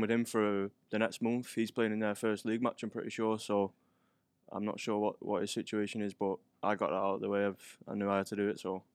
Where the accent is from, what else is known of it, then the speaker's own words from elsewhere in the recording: Manchester, North West England, United Kingdom; moved away; from Gorton. It's got, a place called Gorton in Manchester